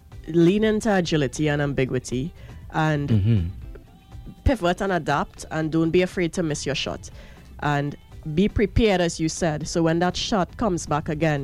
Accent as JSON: {"language": "English", "country": "Trinidad & Tobago", "said": "Thank you. I'm proud to be Trinidadian."}